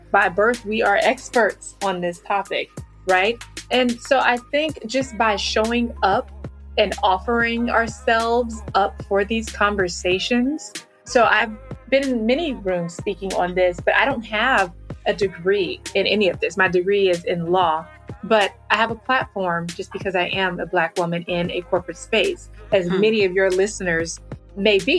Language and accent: English; Kinston, North Carolina, United States; I'm a military brat, but I grew up in Kinston, North Carolina